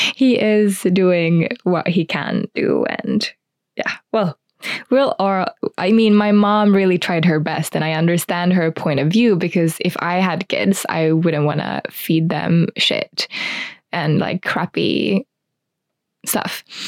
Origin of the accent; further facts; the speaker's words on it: Espoo, Uusimaa, Finland; I grew up in Espoo, which is a town outside of Helsinki